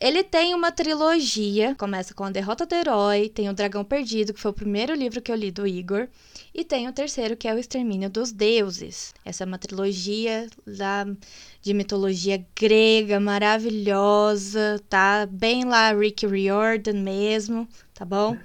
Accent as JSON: {"language": "Portuguese", "region": "Minas Gerais", "country": "Brazil", "said": "eu sou de Minas"}